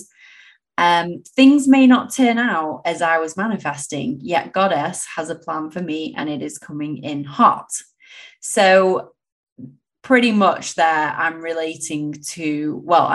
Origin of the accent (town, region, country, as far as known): England, United Kingdom; born or raised there; moved away as an adult